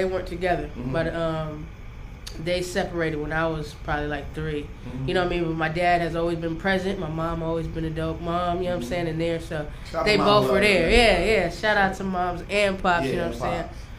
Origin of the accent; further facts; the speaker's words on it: San Diego, California, United States; also born or lived in Chula Vista, California / Connecticut; I'm from Cali. San Diego, California is where I'm born and raised, and I rep till I go.